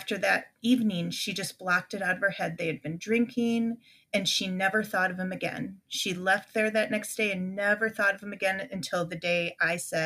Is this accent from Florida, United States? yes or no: no; Illinois, United States; we grew up in Illinois